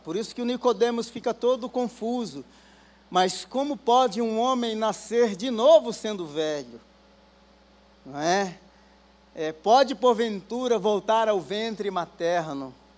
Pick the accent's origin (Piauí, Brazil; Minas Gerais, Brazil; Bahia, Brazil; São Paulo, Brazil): São Paulo, Brazil; Guarulhos; eu sou de Guarulhos